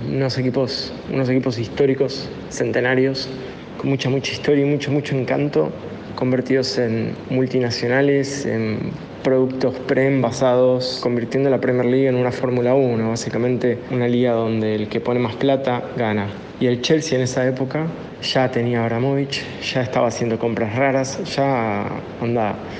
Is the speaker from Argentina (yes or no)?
yes; Argentina; somos un montón de hinchas argentinos del Arsenal